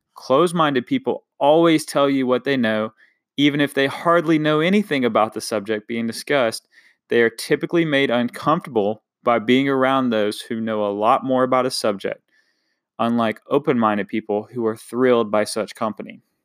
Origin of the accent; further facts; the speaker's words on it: Eastern North Carolina, United States; coming from a small town, Eastern North Carolina, um, I definitely love my hometown